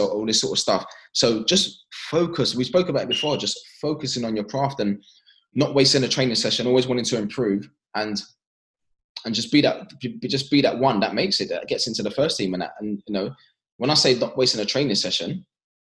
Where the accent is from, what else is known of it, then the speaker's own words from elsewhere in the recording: London, United Kingdom; our family growing up in East London, understanding that, you know, that working class background